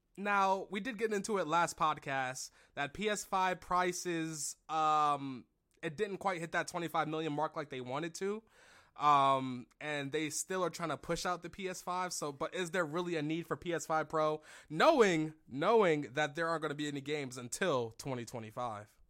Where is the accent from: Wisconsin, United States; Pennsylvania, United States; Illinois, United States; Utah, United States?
Pennsylvania, United States; Philadelphia; Philly, my hometown